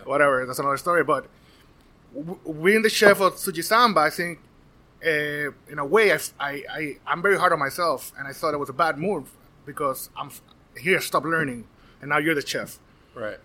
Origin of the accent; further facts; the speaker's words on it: Puerto Rico; now in Florida, United States; born and raised in Puerto Rico.